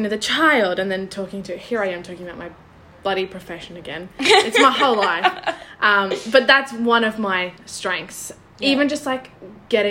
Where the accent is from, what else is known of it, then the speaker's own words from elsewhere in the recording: Redcliffe, Queensland, Australia; I grew up in Redcliffe